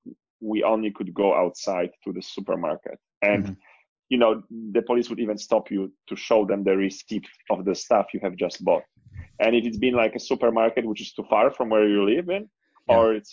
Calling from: Barcelona, Catalonia, Spain; also born or lived in Cape Town; I am going through the lockdown, being stuck in Barcelona in Spain.

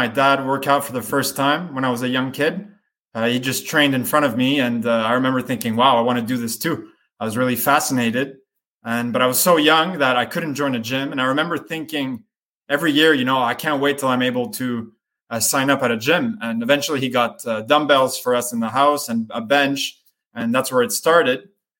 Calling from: Montreal, Quebec, Canada; I'm calling from Montreal, Canada.

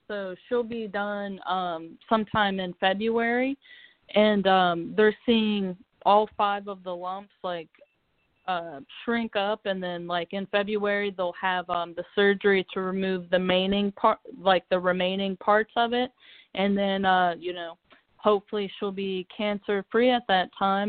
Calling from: Cincinnati, Ohio, United States; I'm calling from Cincinnati, Ohio.

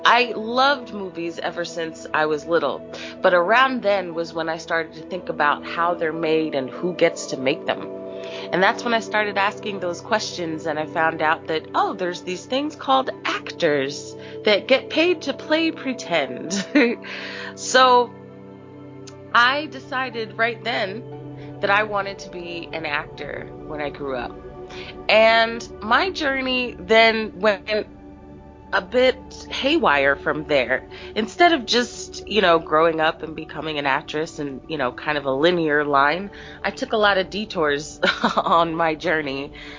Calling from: Philadelphia, Pennsylvania, United States; I'm calling from Philadelphia, Pennsylvania

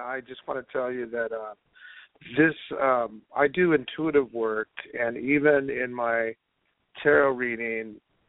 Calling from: California, United States; I'm calling from California.

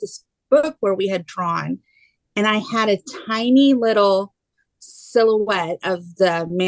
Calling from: Houston, Texas, United States; I'm in Houston, Texas.

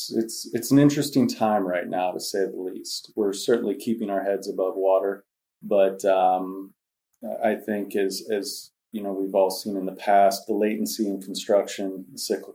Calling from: Monroeville, Pennsylvania, United States; I am coming from Monroeville, Pennsylvania.

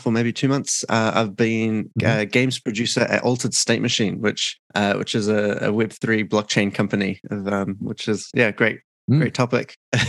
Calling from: Auckland, New Zealand; I'm calling in from Auckland, New Zealand, in the south, southern hemisphere.

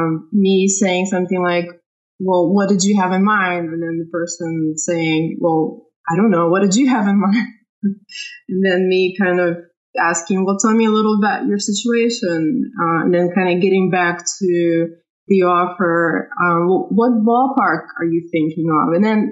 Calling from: Louisville, Kentucky, United States; I'm calling from Louisville.

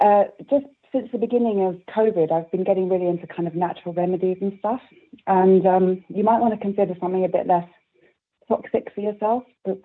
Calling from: Gloucestershire, South West England, United Kingdom; I'm calling from rural Gloucestershire.

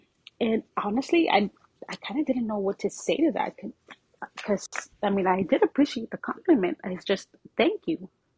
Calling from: Mansfield, Texas, United States; I am in Mansfield, Texas, which I'm sure nobody knows where that is, but it's in the DFW area.

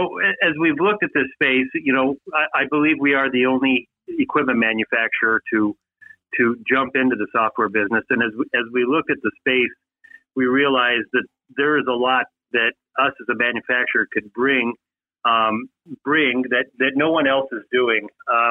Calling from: Minnesota, United States; I'm in Minnesota, and we've already had snow this year.

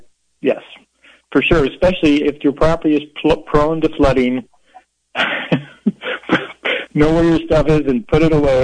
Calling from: Moscow, Idaho, United States; I'm calling from Moscow, Idaho, currently.

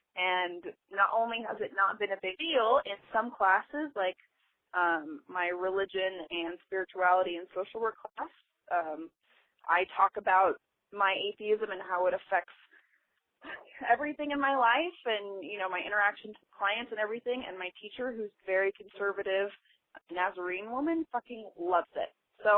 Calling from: Boise, Idaho, United States; I'm calling from Boise, Idaho.

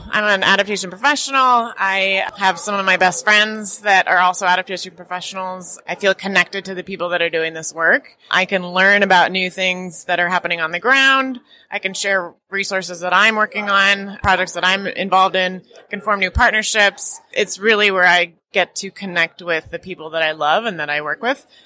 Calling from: Oakland, California, United States; Oakland, California, and I am a climate resilience and risk specialist and a personal resilience advocate.

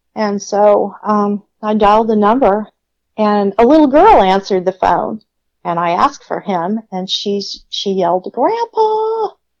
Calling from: Austin, Texas, United States; I'm calling from Austin, Texas

